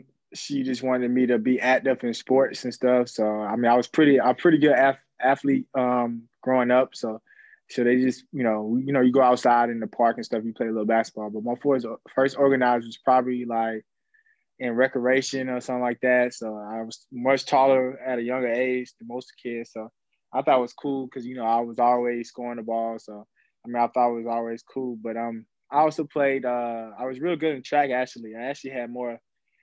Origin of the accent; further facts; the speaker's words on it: Georgia, United States; in my hometown and in the state of Georgia